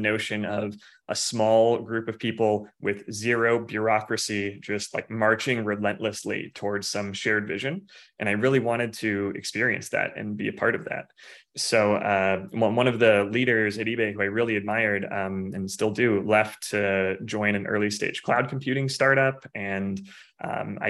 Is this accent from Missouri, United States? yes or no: yes; Missouri, United States; moved away as an adult; also born or lived in Silicon Valley; now in Phoenix, United States; I'm from the Midwest originally, from Missouri.